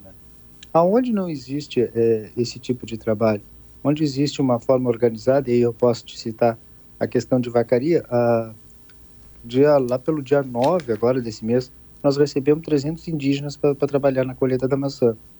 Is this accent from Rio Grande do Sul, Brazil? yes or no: yes; Arroio Grande, Rio Grande do Sul, Brazil; Nós saímos de uma região de fronteira, que é onde é a minha casa, eu sou daqui de, de Arroio Grande